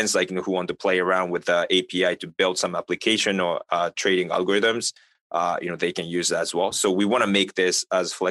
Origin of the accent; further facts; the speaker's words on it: Japan; now in United States; I'm not from the United States. Like, you know, I'm originally from Japan and the working in the US